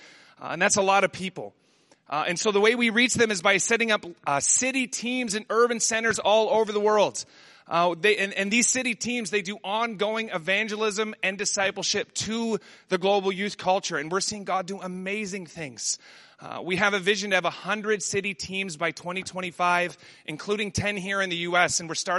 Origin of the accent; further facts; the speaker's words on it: Amsterdam, North Holland, Netherlands; first language Dutch; English is a second language; I grew up in Amsterdam. I learned to read and write in Dutch before English. I was very much a Dutch kid